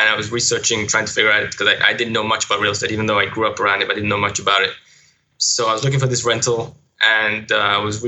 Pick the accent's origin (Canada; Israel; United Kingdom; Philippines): United Kingdom; London; moved away as an adult; now in Los Angeles, United States; I'm originally from London